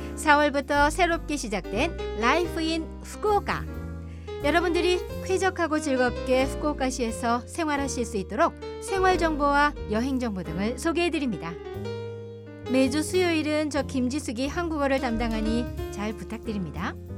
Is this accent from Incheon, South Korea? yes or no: yes; Incheon, South Korea; moved away as an adult; now in Fukuoka, Japan; 세계를 향한 동북아의 국제도시 인천에서 왔습니다